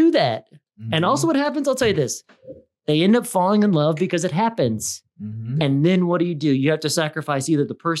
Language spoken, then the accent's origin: English; Midwest, United States; I'm from the Midwest.